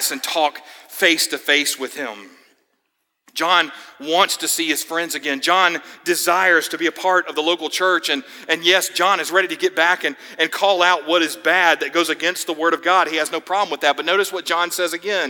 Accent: Georgia, United States; now in Florida, United States; my home state

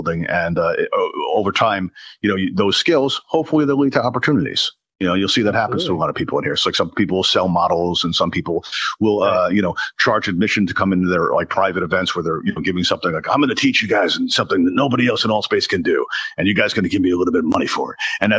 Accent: New York City, New York, United States; now in Pennsylvania, United States; I grew up in Brooklyn, New York, but I now live in Pennsylvania.

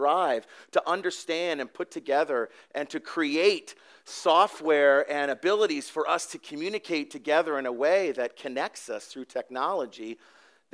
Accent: Canada; now in Mount Laurel, United States; I am Canadian, or was.

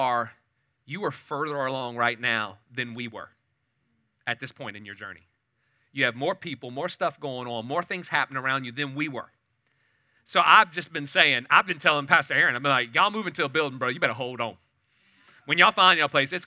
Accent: New Orleans, Louisiana, United States; moved away as an adult; now in Katy, United States; I was born and raised in New Orleans area till I was about 39 years old

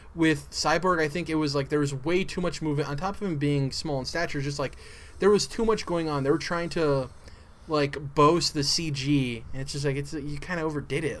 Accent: New Mexico, United States; I'm from New Mexico

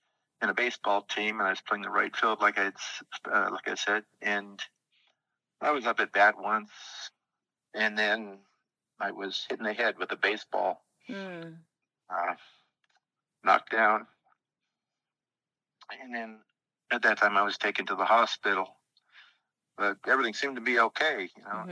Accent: El Cajon, California, United States; also born or lived in San Diego, California; I was born in San Diego, and then I grew up in El Cajon, California

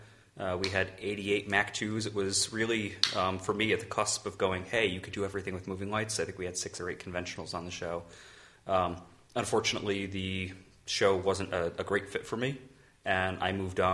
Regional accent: Connecticut, United States; I grew up in Connecticut.

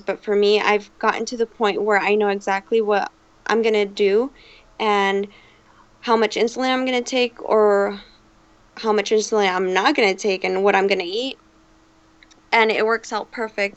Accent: Phoenix, Arizona, United States; I'm from Phoenix, Arizona

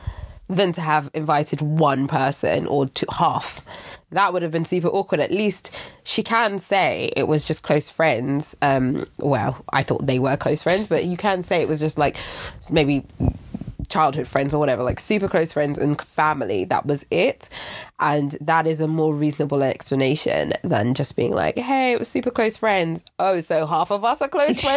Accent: Nigeria; I'm Nigerian

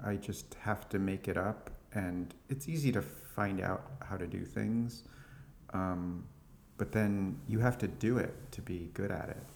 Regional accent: California, United States; now in Brooklyn, United States; I was born in California

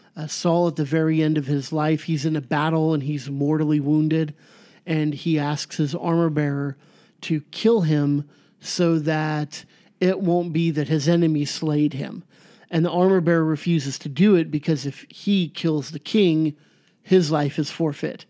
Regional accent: Garden Grove, California, United States; where I grew up in Garden Grove

